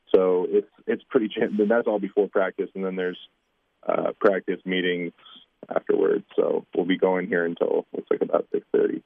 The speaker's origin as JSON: {"language": "English", "town": "Windsor", "region": "Ontario", "country": "Canada", "tie": "born or raised there", "moved": "yes", "said": "a small town Windsor kid"}